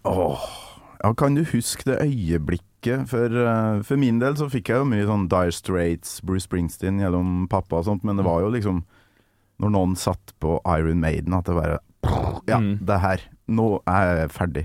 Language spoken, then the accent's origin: Norwegian; Trøndelag, Norway; now in Oslo, Norway; Jeg er trønder i Oslo.